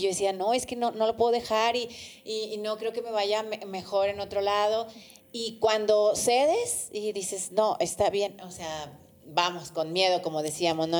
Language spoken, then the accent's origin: Spanish; Durango, Mexico; moved away; yo soy de Durango y recuerdo que allá veía una estación que se llamaba Radio Tecnológico